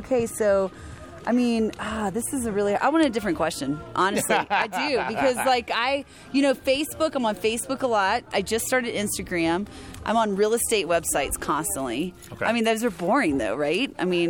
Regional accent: Florida, United States; now in Grand Junction, United States; I live here in Grand Junction currently. I've been here for 5 years. But like you know, I'm from North Florida.

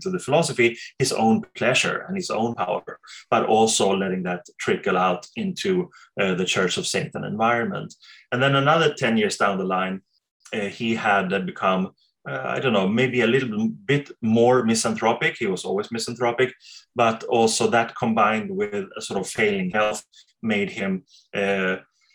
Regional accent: Sweden; I come from Sweden

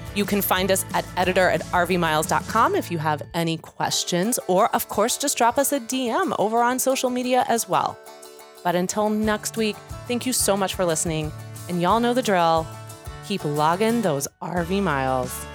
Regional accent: Kansas City, Missouri, United States; now in Chicago, United States; I'm very proud of my hometown

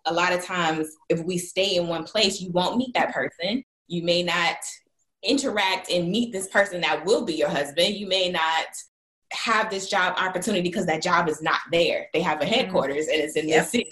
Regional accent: Jacksonville, Florida, United States; also born or lived in Los Angeles; now in Charlotte, United States; I'm from Jacksonville, Florida, but currently I live in Charlotte, North Carolina.

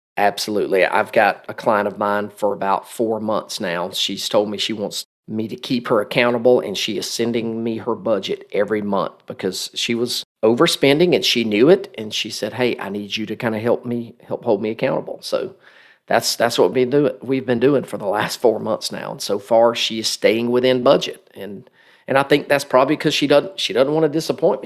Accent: Macon, Georgia, United States; also born or lived in Marietta, Georgia; my hometown of, of Macon, Georgia

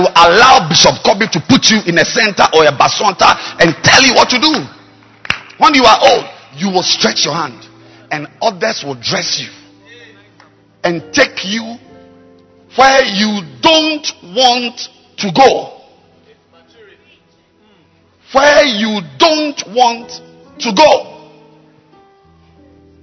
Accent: Ghana; as a Ghanaian

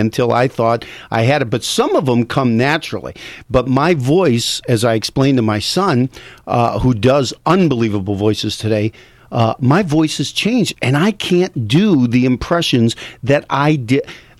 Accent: Michigan, United States; I am from Michigan.

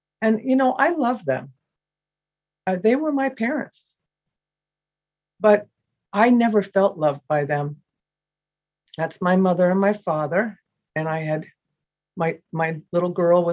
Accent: United States; moved away; I'm from New York originally, and I was an adopted child.

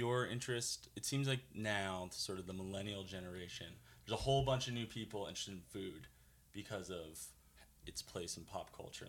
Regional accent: East Coast, United States; growing up on the East Coast

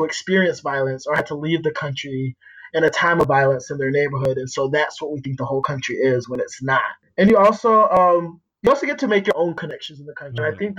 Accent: Atlanta, Georgia, United States; also born or lived in Panama City, Panama / Kingston, Jamaica / Florida; I was born and raised in Atlanta, and my mom is from the capital of Panama. And my dad is from the capital of Jamaica.

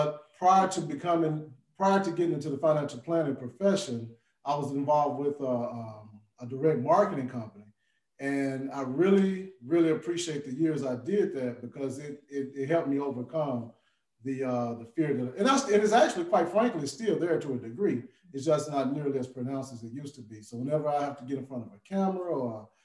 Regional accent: Jackson, Tennessee, United States; moved away as an adult; now in Memphis, United States; originally from Jackson, Tennessee, came down to Memphis in 92 with the goal of being here for 4 years and leaving. And I have not left yet.

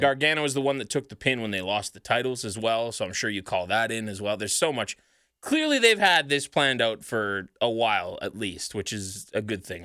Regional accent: Sherwood Park, Alberta, Canada

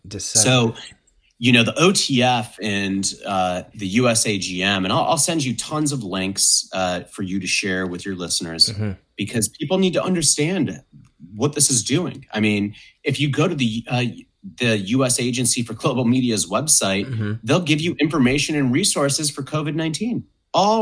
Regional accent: United States; as an American

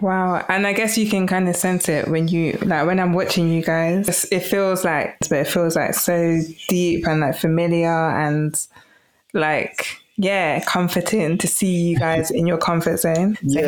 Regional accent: London, United Kingdom; growing up in London

